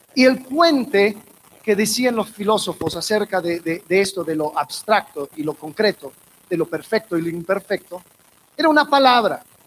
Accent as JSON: {"language": "Spanish", "town": "Miami", "region": "Florida", "country": "United States", "said": "De donde soy, Miami, hay una, hay una sección de muchos judíos ortodoxos"}